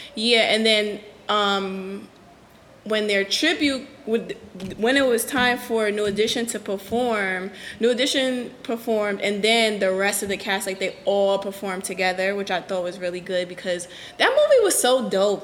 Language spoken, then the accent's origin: English; New Haven, Connecticut, United States; I'm from New Haven, like where I grew up at is like that's my neighborhood